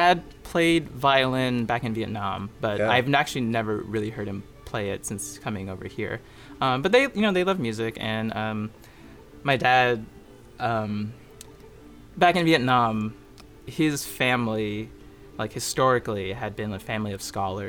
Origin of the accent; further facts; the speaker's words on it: Houston, Texas, United States; moved away as an adult; also born or lived in California; now in Boston, United States; So I was born in California, but I grew up most of my life in Houston, Texas